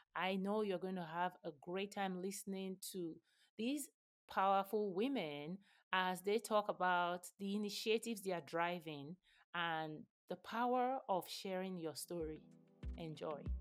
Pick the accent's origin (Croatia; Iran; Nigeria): Nigeria; moved away; I grew up in Nigeria